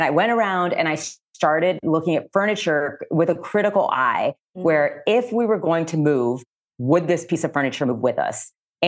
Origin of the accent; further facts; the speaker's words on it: Miami, Florida, United States; now in Chicago, United States; And so, as I said, I'm originally from Miami, Florida. So being by the water to me is just such a gift.